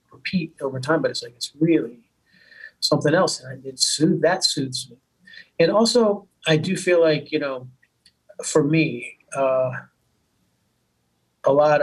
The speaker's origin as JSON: {"language": "English", "region": "South Florida", "country": "United States", "tie": "born or raised there", "also_born_or_lived": "Boston", "moved": "yes", "said": "I grew up in South Florida"}